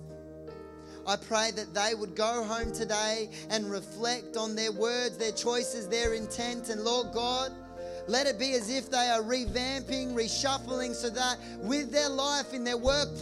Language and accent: English; Geelong, Victoria, Australia; I grew up in Geelong, across the road from an abattoir slaughterhouse